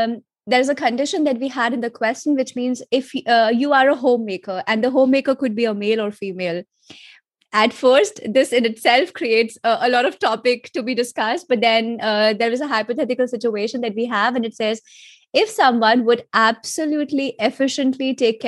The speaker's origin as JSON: {"language": "English", "country": "India", "tie": "born or raised there", "moved": "as an adult", "lives_now": "Germany", "said": "I am an Indian by origin, so born and spoiled in India. But at the moment, I'm living in Germany"}